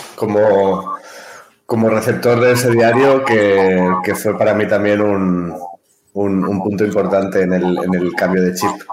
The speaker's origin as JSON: {"language": "Spanish", "town": "Barcelona", "region": "Catalonia", "country": "Spain", "moved": "as an adult", "lives_now": "Ibiza, Spain", "said": "vengo de Barcelona, aunque actualmente vivo en Ibiza"}